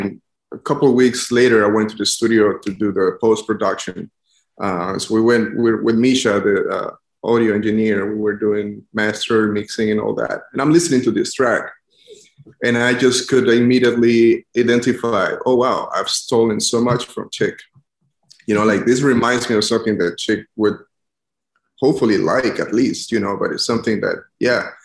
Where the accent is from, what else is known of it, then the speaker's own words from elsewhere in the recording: San Pedro Sula, Cortés, Honduras; moved away as an adult; also born or lived in Baton Rouge, Louisiana; now in New Orleans, United States; I am from Honduras. I grew up in the city of San Pedro Sula.